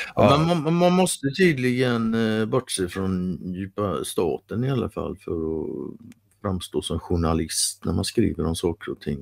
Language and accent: Swedish; Sweden; som svensk